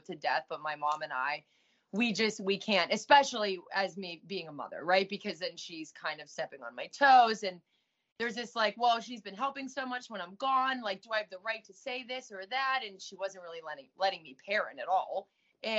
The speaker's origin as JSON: {"language": "English", "town": "Pittsburgh", "region": "Pennsylvania", "country": "United States", "tie": "born or raised there", "also_born_or_lived": "Orange County, California", "moved": "as an adult", "said": "I did a lot of running back and forth from Pittsburgh, Pennsylvania to California"}